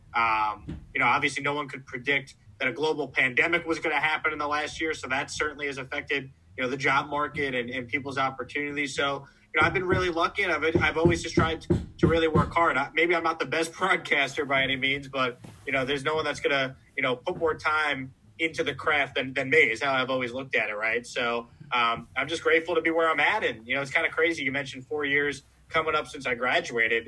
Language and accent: English; Syosset, New York, United States; I grew up on Long Island in, in Syosset, New York